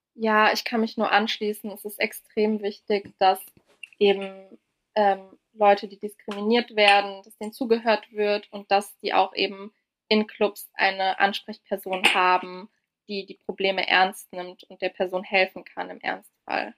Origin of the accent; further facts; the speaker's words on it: Frankfurt, Hesse, Germany; ich bin in Frankfurt ja also groß geworden und aufgewachsen